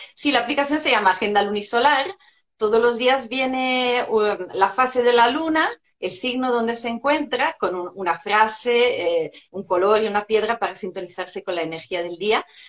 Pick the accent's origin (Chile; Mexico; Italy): Italy; Spanish is a second language; moved away as an adult; now in Spain; hace unos años llegué a España, soy italiana